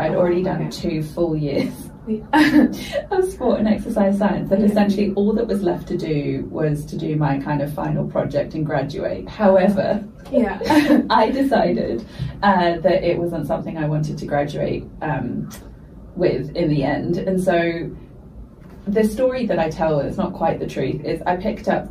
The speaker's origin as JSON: {"language": "English", "country": "United Kingdom", "tie": "born or raised there", "said": "I went to school in the UK, if you can't tell from my accent"}